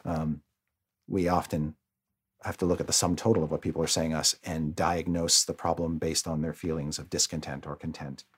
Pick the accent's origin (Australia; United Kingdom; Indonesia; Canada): Canada; now in United States; being Canadian